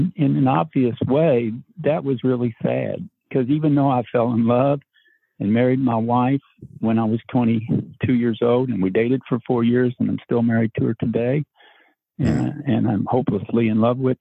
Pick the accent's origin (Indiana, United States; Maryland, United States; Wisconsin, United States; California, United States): Indiana, United States; New Albany; I grew up in First Baptist Church of New Albany, Indiana, and we went every Sunday